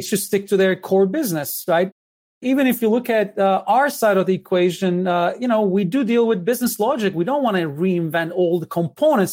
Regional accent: Istanbul, Turkey; moved away; I was born in Istanbul.

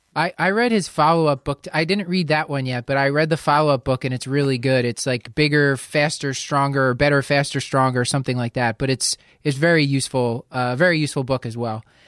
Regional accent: Philadelphia, Pennsylvania, United States; I'm from Philly

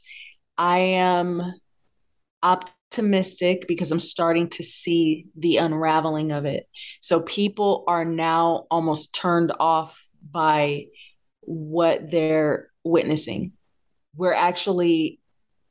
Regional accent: Bay Area, California, United States; I'm born and bred in the Bay Area, and I grew up listening to everything

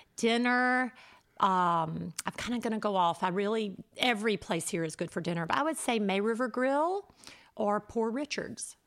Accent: South Carolina, United States; I'm from South Carolina.

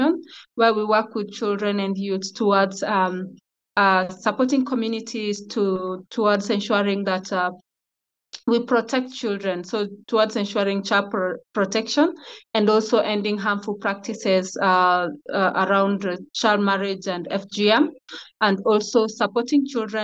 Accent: Migori County, Kenya; I come from a Kuria community in Migori County, Kenya.

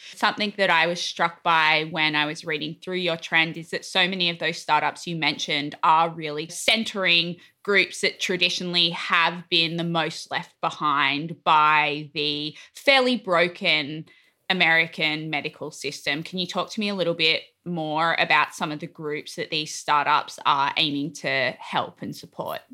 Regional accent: Australia; now in United States; as an Australian

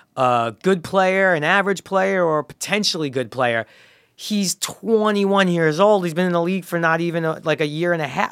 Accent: Brooklyn, New York, United States; growing up in Brooklyn

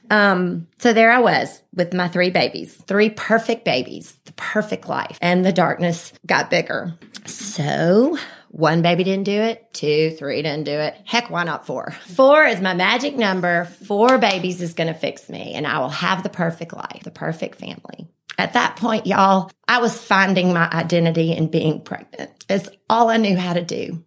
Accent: Birmingham, Alabama, United States; also born or lived in Vestavia Hills, Alabama; I was born right here in Birmingham. I've lived in Vestavia my whole life.

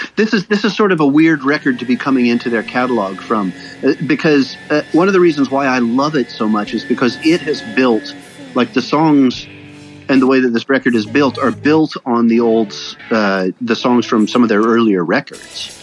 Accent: Davis, California, United States; moved away as an adult; now in Stockholm, Sweden; I grew up in Davis, California

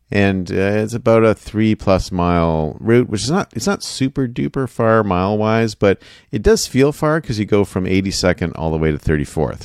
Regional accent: Canada; moved away as an adult; now in United States; I grew up in Canada

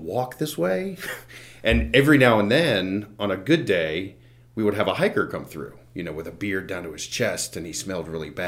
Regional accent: Front Royal, Virginia, United States; I'm originally from Front Royal, Virginia

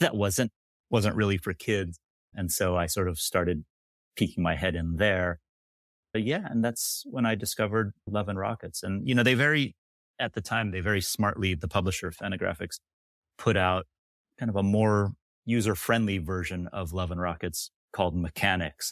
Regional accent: Sacramento, California, United States; I am from Sacramento, California

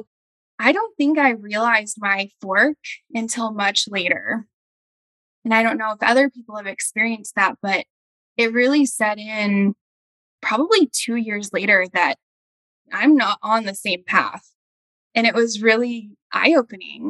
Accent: Dallas, Texas, United States; now in Denton, United States; I am from Dallas, Texas

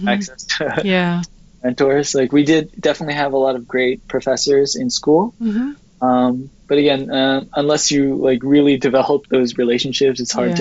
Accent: New York, United States; growing up in New York

